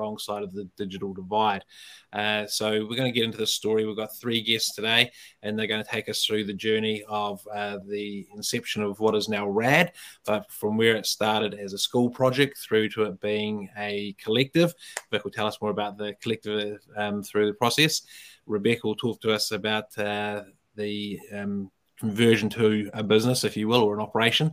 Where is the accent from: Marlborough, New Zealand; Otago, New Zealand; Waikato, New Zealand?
Otago, New Zealand; Dunedin; now in Auckland, New Zealand; I live in Auckland now, but I'm come from Otapoti or Dunedin